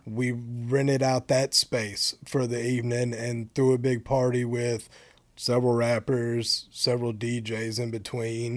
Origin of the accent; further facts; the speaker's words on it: Bonham, Texas, United States; I'm from Bonham, Texas